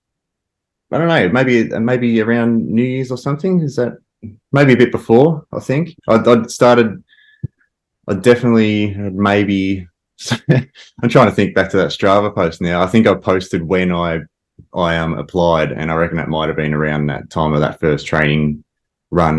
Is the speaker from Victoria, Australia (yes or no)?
yes; Ballarat, Victoria, Australia; I grew up in Ballarat